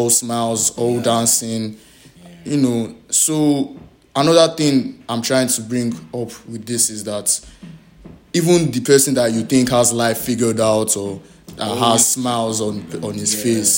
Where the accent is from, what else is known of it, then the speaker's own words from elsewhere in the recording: Nigeria; being a Nigerian and being a male